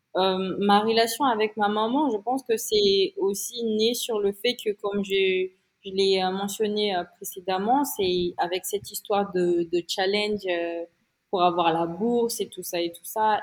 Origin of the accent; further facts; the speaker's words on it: Antsiranana, Diana, Madagascar; moved away as an adult; also born or lived in Paris, France; now in Antsiranana, Madagascar; quand j'étais enfant ici à Diego Suarez, dans ma ville là